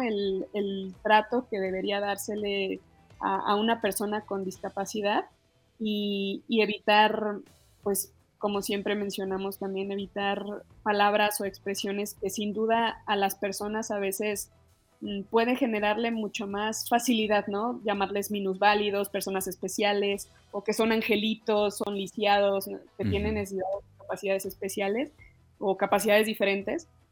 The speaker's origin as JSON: {"language": "Spanish", "country": "Mexico", "said": "como mexicanos"}